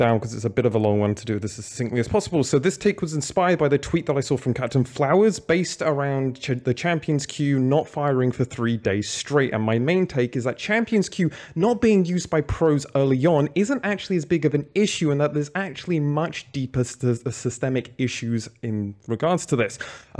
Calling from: Berlin, Germany; I'm calling from Berlin, but I'm normally in the UK in London.

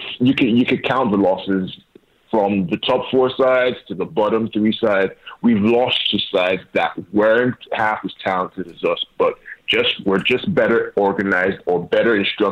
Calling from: Nigeria

